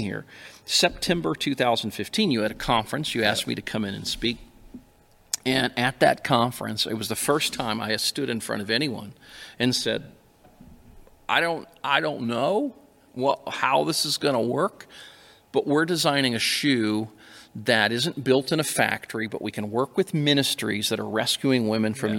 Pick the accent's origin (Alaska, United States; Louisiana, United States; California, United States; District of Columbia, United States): Alaska, United States; born and raised in Alaska